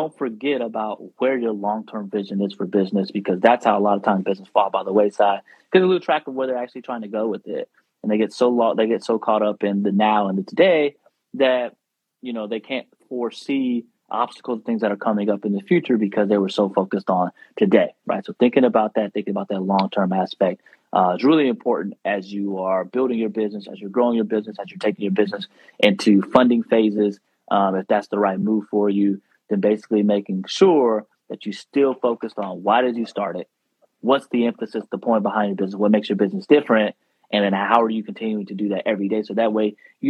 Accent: the South, United States; I'm from the South

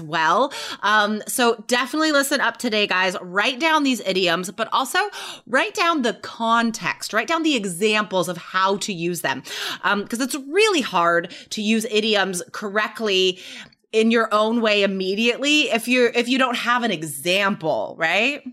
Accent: Carson City, Nevada, United States; I grew up in Nevada, Carson City, Nevada

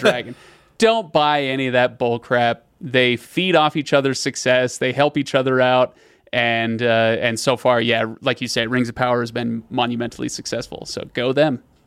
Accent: United States; as an American who doesn't know any better

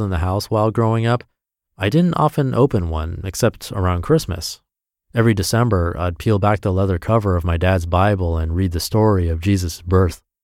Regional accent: Midwest United States, United States; growing up in the Midwest United States

